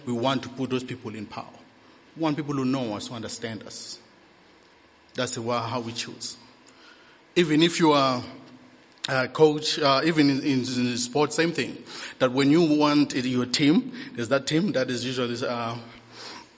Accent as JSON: {"language": "English", "region": "Eastern Cape", "country": "South Africa", "said": "I'm a Xhosa from the Eastern Cape"}